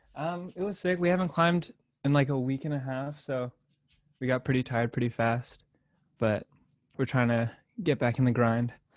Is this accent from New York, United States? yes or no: no; Torrance, California, United States; born or raised there; moved away as an adult; now in San Diego, United States